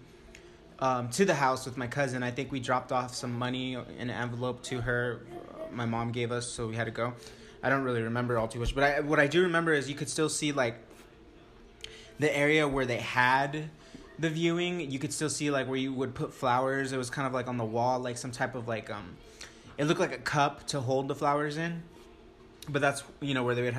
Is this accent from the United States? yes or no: yes; Stanton, California, United States; I grew up in Orange County